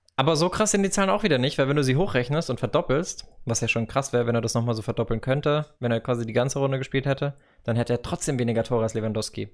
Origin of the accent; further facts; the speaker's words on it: Karlsruhe, Baden-Württemberg, Germany; moved away; also born or lived in Madrid; im Zweifel bin ich für den KSC, weil das halt einfach meine Geburtsstadt ist